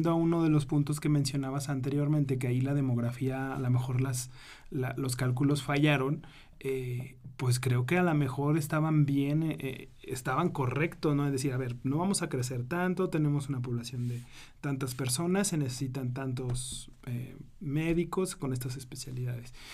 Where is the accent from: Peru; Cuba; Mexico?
Mexico; first language Spanish; moved away as an adult; now in France; siendo mexicana.